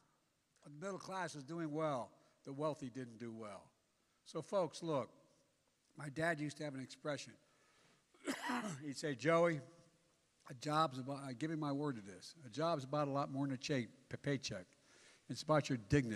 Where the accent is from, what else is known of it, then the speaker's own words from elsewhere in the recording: Claymont, Delaware, United States; also born or lived in Scranton, Pennsylvania; where I was born in Scranton, Pennsylvania, where I grew up in Claymont, Delaware